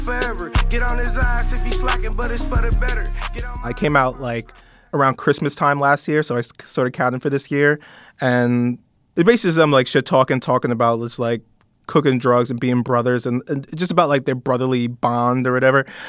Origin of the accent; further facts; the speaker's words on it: New York, United States; I'm from New York.